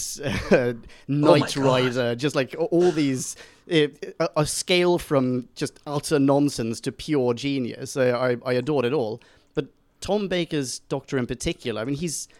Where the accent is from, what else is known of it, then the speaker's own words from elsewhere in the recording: Sweden; I grew up in Sweden